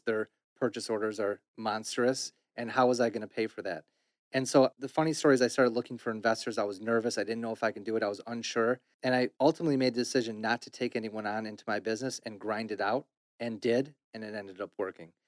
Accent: Detroit, Michigan, United States; I was born in Detroit, my business is Detroit, I live in Detroit

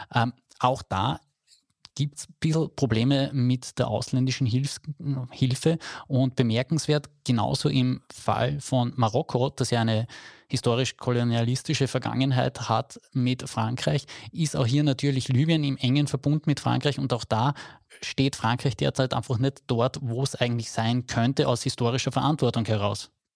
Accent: Carinthia, Austria; bei uns in Kärnten

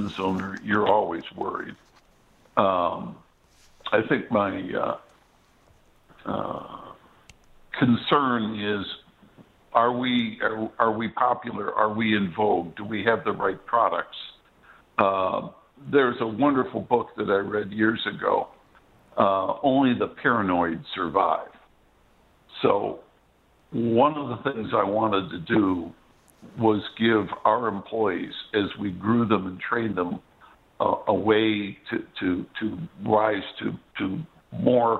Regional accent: Detroit, Michigan, United States; growing up in Detroit, pardon me, it's a car city.

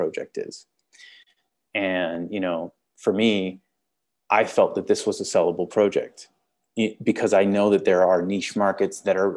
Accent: Canada; accent: Canadian; I'm Canadian

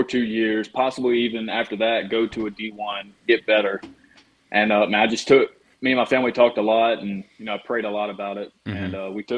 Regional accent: Mississippi, United States; growing up in Mississippi, I was always a Mississippi State fan

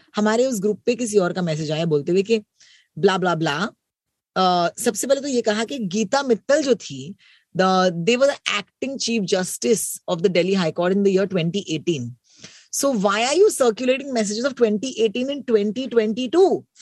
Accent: Mumbai, Maharashtra, India; ये तो मेरी मुंबई है ये तो मेरा अपना शहर है

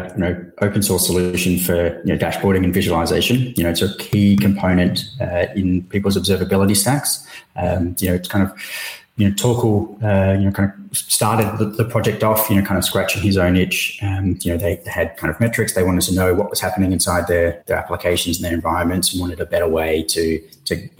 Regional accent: Perth, Western Australia, Australia; moved away as an adult; also born or lived in Singapore; since then, I've kind of just headed south down to Perth. So same time zone as Singapore. But this is where I'm originally from

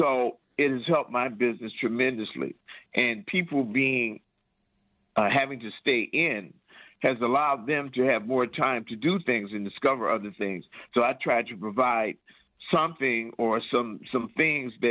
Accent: Detroit, Michigan, United States; also born or lived in Lansing, Michigan; I'm from Detroit

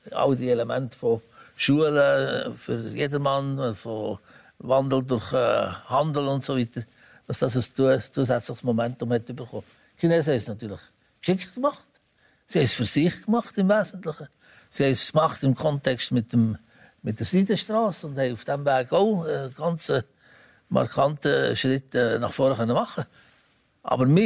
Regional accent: Switzerland; da kann man als Schweizer nur sagen

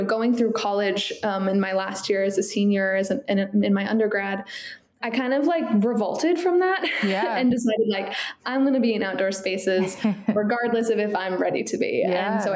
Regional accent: Southern Maine, United States; I grew up in Southern Maine

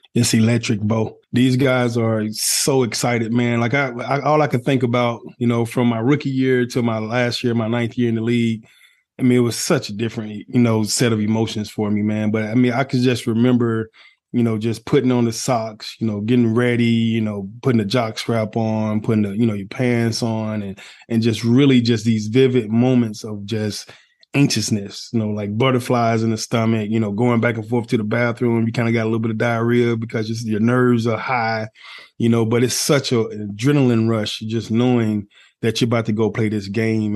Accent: Atlanta, Georgia, United States; I'm, I'm Atlanta. I'm from Atlanta

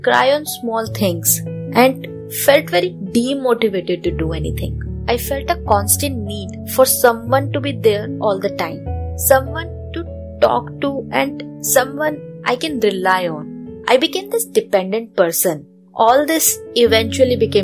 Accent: Delhi, India; I am from Delhi

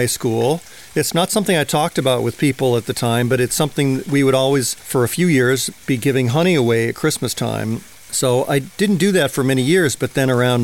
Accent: Rochester, Michigan, United States; now in Angeles National Forest, United States; I grew up in Rochester, Michigan, which is about half an hour north of Detroit

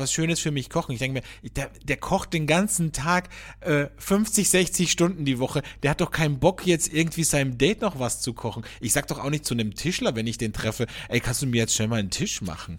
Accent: Austria; hier bei uns in Österreich

